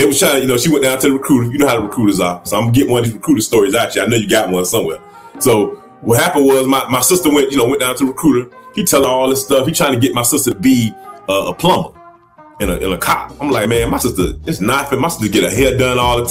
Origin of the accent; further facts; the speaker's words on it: Miami, Florida, United States; moved away as an adult; also born or lived in San Antonio, Texas; I'm from Miami